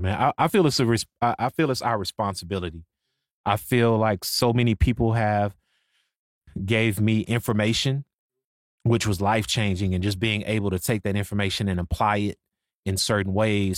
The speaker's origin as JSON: {"language": "English", "town": "Waco", "region": "Texas", "country": "United States", "also_born_or_lived": "Dallas, Texas", "said": "I'm from Waco. So I'm from Waco, Texas, but I've been in Dallas for since, like, two thousand, two thousand one"}